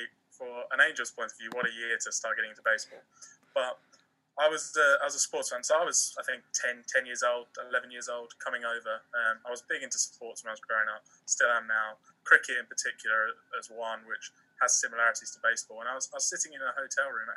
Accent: United Kingdom; I'm from just north of London

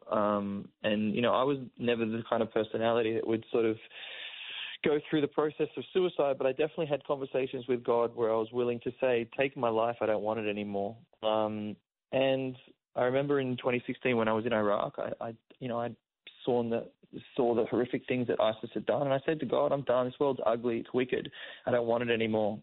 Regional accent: Sydney, New South Wales, Australia; my own community that I grew up around in Sydney

